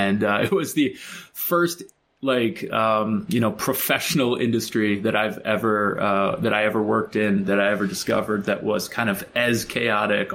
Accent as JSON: {"language": "English", "town": "Chicago", "region": "Illinois", "country": "United States", "tie": "born or raised there", "said": "I grew up in Chicago"}